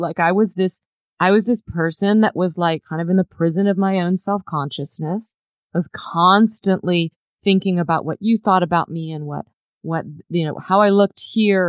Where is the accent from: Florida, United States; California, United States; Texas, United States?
Texas, United States; Dallas; I grew up in Dallas, Texas, and my family had moved here from the East Coast